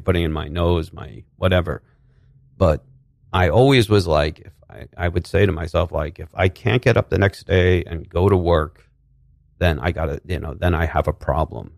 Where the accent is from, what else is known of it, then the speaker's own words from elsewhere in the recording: New Rochelle, New York, United States; also born or lived in Manhattan, New York; I grew up, I was born in Manhattan. We grew up, I grew up in Westchester, in New Rochelle.